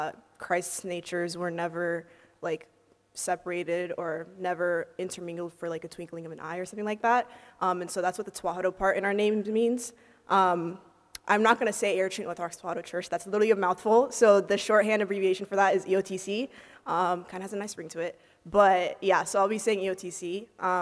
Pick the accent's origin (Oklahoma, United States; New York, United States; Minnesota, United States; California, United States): California, United States; the Bay Area; moved away as an adult; now in Los Angeles, United States; I go to USC, but I was born and raised in the Bay